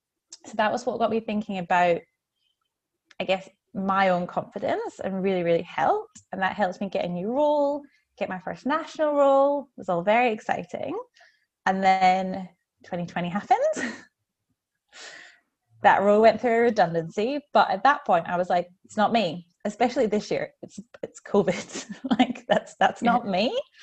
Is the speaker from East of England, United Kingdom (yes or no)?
no; Scotland, United Kingdom; also born or lived in New Zealand; now in Melbourne, Australia; I'm a Scottish Kiwi living in Melbourne.